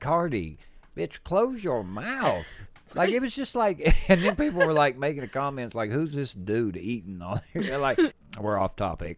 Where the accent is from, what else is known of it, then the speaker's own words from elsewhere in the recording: Tennessee, United States; we're from the South. We're from Tennessee.